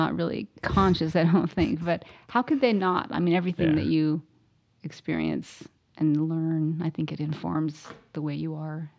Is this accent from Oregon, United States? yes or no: yes; Ashland, Oregon, United States; also born or lived in Eugene / Portland; Lived a little bit there, and then we moved to Portland, and then we moved here, back to Eugene, then here. And I moved to Ashland when I was in fourth grade.